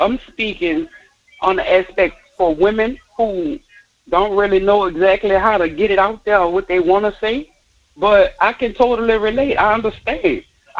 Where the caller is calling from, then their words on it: Harvey, United States; I'm calling from Harvey.